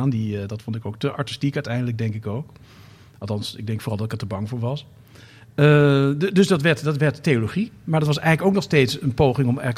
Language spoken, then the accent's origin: Dutch; Amsterdam, North Holland, Netherlands; Zeg, ik even als Amsterdammer, maar toch.